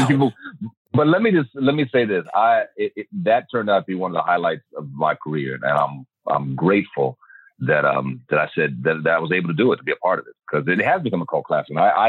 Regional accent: Virginia, United States; also born or lived in Michigan / Germany / Kansas / Georgia; All over the place. Because my dad was in the Army. We grew up in Michigan, Germany, Kansas, Georgia, and primarily Virginia.

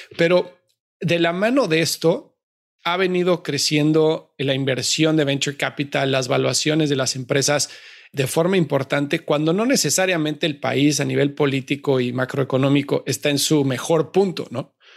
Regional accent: Mexico; México, yo soy mexicano

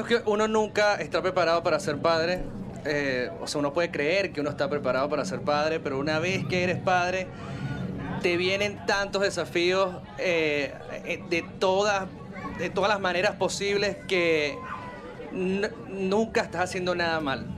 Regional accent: Caracas, Capital District, Venezuela; moved away; mi ciudad donde yo crecí

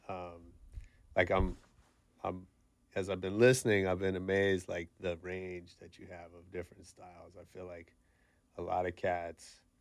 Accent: San Francisco, California, United States; moved away; I grew up in the Bay, in, in San Francisco

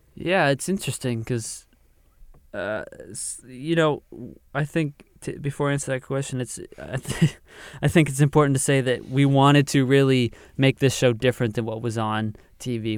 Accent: the Maritimes, Atlantic Canada, Canada; we're from the Maritimes and Atlantic Canada

